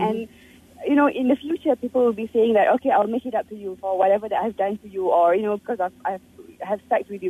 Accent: Penang, Malaysia; I'm from Penang

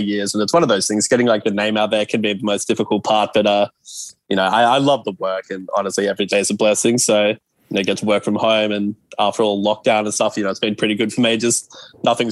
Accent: Melbourne, Victoria, Australia; also born or lived in Los Angeles; I'm from Melbourne

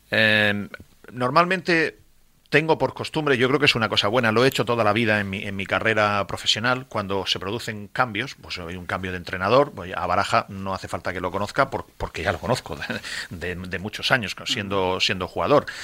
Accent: Valencian Community, Spain; yo no voy a hacer nada malo contra el Levante nunca porque yo soy valenciano, yo no vivo a 15.000 kilómetros, yo vivo aquí.

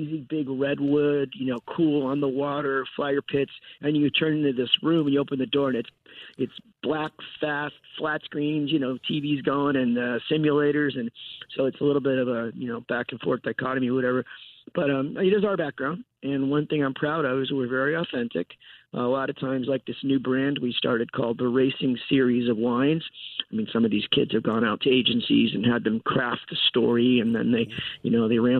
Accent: Southern California, United States; moved away as an adult; also born or lived in Midwest; I'm from Southern California, car culture, but I was in the Midwest in real estate. Came back out here to California

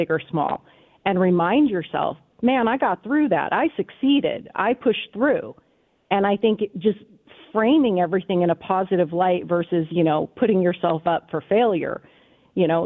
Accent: United States; I was born in the States

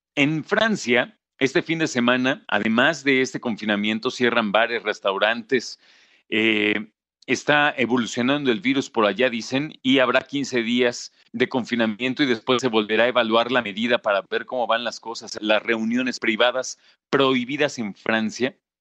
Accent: Mexico; como mexicano

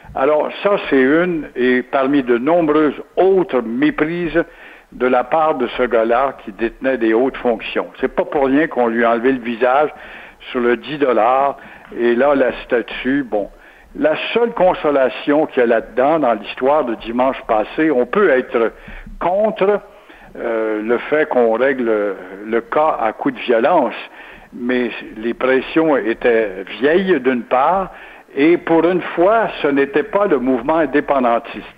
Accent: Quebec, Canada; quand on est québécois

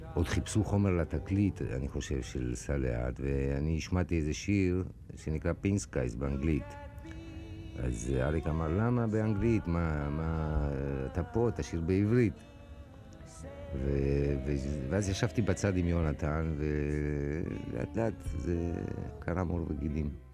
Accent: Argentina; first language Spanish; Hebrew is a second language; now in Israel; מספרדית, שזאת שפת האם שלי, והשורשים המוזיקליים שלי זה משם, מארגנטינה

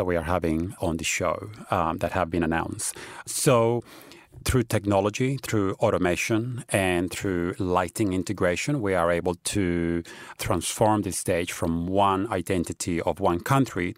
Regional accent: Australia; moved away; I grew up in Australia where it's always been a big cultural celebration

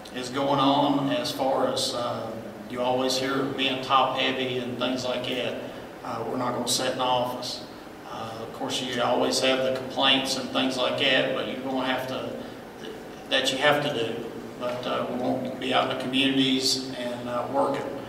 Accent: Washington County, Virginia, United States; I was born and raised here in Washington County. Grew up on a family farm, still live on that farm today

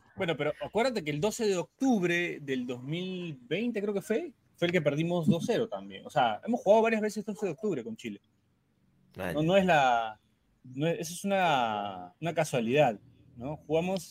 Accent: Peru

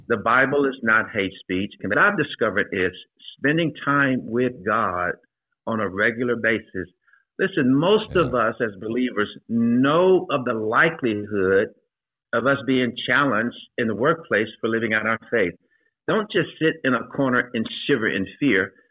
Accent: Shreveport, Louisiana, United States; moved away as an adult; now in Atlanta, United States; I advanced through the ranks in Shreveport, Louisiana, my hometown

